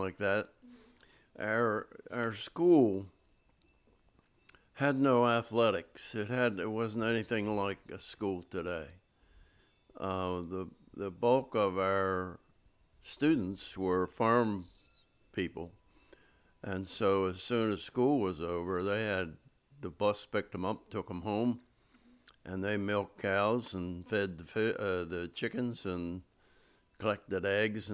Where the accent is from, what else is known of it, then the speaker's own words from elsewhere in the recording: Chestertown, Maryland, United States; moved away as an adult; also born or lived in Easton, Maryland; now in Annapolis, United States; I was born in Easton, Maryland, and lived most of my childhood life in Chestertown